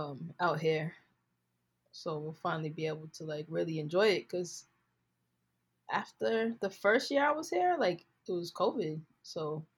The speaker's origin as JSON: {"language": "English", "region": "New York", "country": "United States", "tie": "born or raised there", "said": "I'm from New York, where the mob lives."}